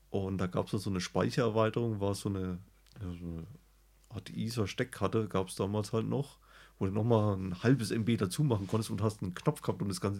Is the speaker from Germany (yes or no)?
yes; West Germany, Germany; born there; Also ich bin zwar im Westen